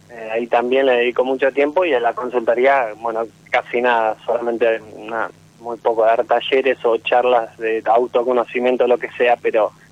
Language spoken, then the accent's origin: Spanish; near Bahía Blanca, Buenos Aires Province, Argentina; Yo soy de Regaira cerca de Bahía Blanca.